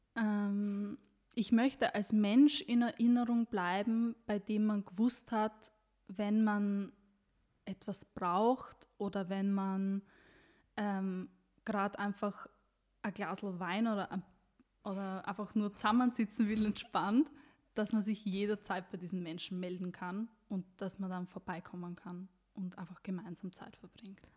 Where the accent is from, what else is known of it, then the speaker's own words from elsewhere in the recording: Styria, Austria; ich komme ja wie du aus der Steiermark